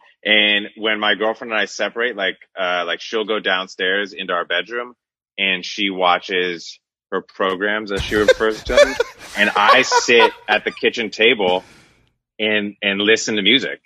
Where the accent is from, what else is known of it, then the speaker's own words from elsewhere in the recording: Northern California, United States; growing up in Northern California with like the hippie weed culture